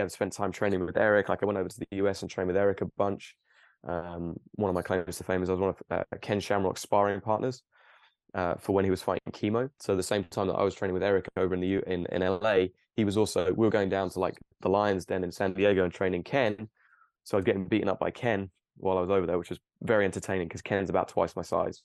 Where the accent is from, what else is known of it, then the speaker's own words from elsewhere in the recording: Cambridge, East of England, United Kingdom; also born or lived in Plymouth; I grew up and I actually grew up very close to where I live now, maybe five miles away in Cambridge